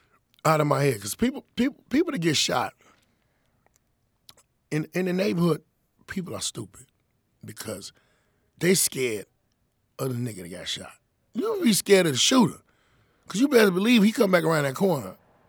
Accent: Inglewood, California, United States; I'm from Inglewood, but he's from out west

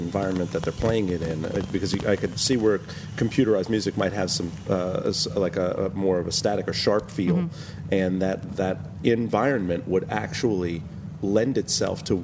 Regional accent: New York City, New York, United States; now in New Orleans, United States; I'm born and raised in New York City.

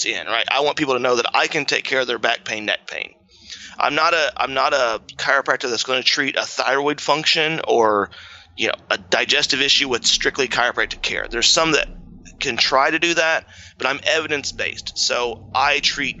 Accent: Indiana, United States; now in Columbus, Indiana, United States; I'm a farmer from Indiana. Grew up raising my own food

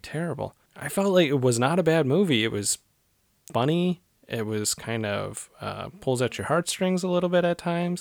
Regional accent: Cleveland, Ohio, United States; moved away; where I grew up in Cleveland

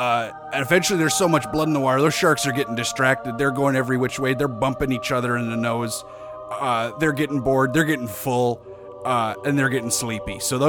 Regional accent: United States; now in Australia; I am from America, West... And I decided to celebrate Thanksgiving independently

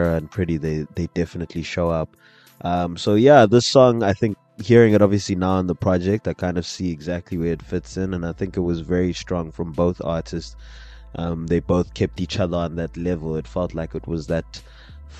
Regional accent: South Africa; a South African

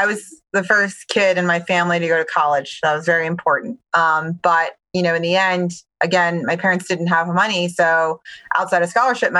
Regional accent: Baltimore, Maryland, United States; So I grew up in Baltimore, Maryland. Actually, you know, a child of immigrants.

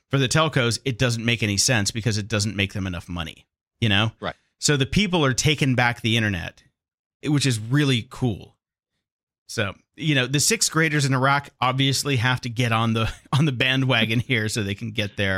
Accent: Barcelona, Catalonia, Spain; I don't have a Spanish accent, I don't have a Spanish accent. I'm from Barcelona.

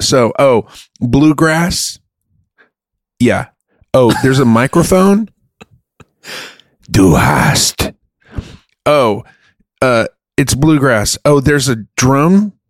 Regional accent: Munich, Bavaria, Germany; moved away; I grew up in Germany.

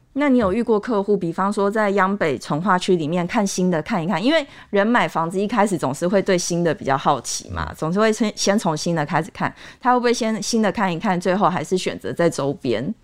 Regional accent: Taipei, Taiwan; 我们台北人

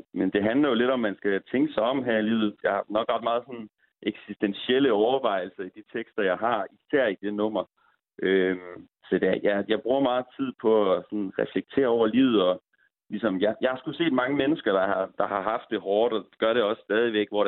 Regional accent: Aalborg, North Denmark Region, Denmark; jeg er ingen fucking dansk, jeg er fucking Aalborgenser.

